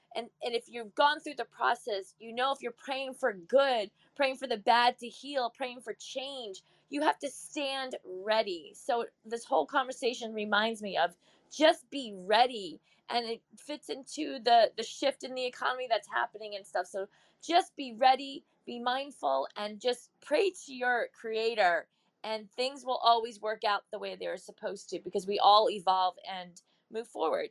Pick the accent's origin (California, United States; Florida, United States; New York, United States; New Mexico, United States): Florida, United States; I grew up in Florida